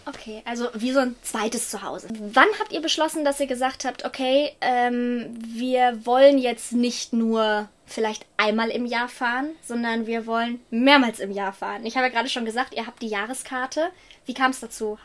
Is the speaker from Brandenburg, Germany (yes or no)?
no; Ruhr area, North Rhine-Westphalia, Germany; accent: Ruhrpott; ich komme aus dem wunder wunderschönen Ruhrgebiet.